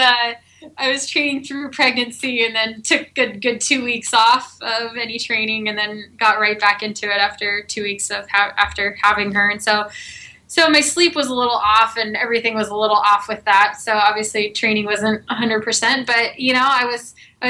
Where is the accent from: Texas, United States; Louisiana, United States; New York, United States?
Texas, United States; moved away; I'm originally from Texas